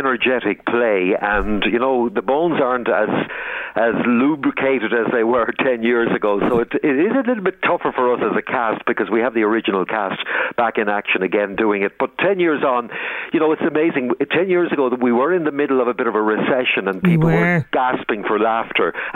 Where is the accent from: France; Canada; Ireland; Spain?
Ireland; Tubbercurry, Connacht; I grew up just outside Tubbercurry.